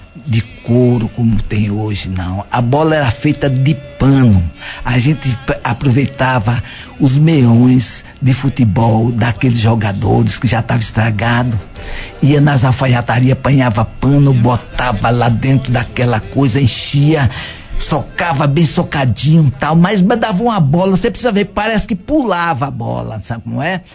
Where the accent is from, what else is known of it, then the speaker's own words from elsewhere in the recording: Paratinga, Bahia, Brazil; now in Bom Jesus da Lapa, Brazil; sou de Paratinga, sabe? E vim pra aqui